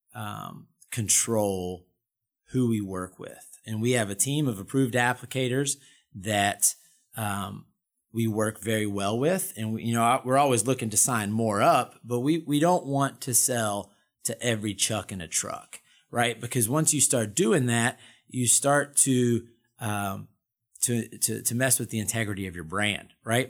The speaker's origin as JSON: {"language": "English", "town": "Durham", "region": "North Carolina", "country": "United States", "tie": "born or raised there", "said": "I'm a Carolina boy, born and bred. I was born in Durham, went to Appalachian State."}